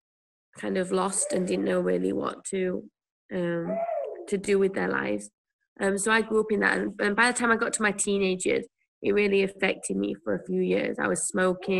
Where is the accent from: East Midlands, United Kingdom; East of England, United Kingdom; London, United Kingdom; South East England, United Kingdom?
East Midlands, United Kingdom; Whitwell; moved away as an adult; now in Taiwan; I grew up in a place called Whitwell, which is near a town called Worksop, which I'm sure no one's ever heard of. In the UK, near Sheffield